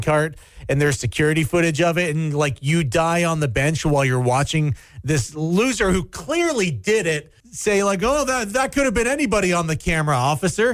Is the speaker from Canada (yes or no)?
yes; Canada; as a Canadian